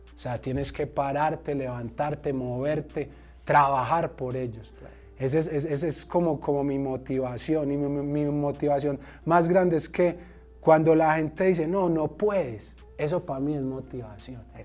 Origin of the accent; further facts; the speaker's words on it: Medellín, Antioquia, Colombia; yo soy de Medellín, Colombia